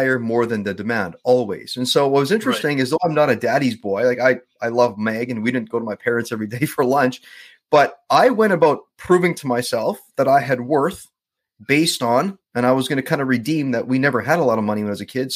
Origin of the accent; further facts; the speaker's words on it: Winnipeg, Manitoba, Canada; now in Vancouver, Canada; born and raised in Southern Manitoba. So Winnipeg